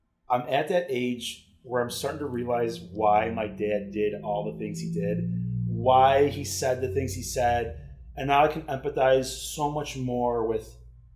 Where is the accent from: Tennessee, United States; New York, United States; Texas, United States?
New York, United States; Cheektowaga; I grew up in South Cheektowaga